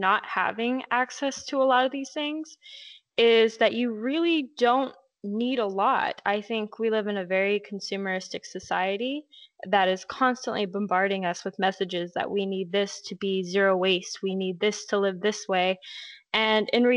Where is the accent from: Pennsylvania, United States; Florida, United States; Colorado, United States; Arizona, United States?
Arizona, United States; Lake Havasu City; I'm from Havasu, which is in Arizona